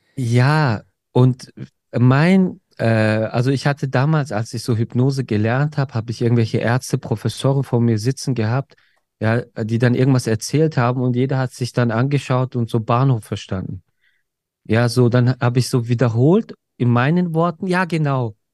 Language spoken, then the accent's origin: German; Germany; bei uns in Deutschland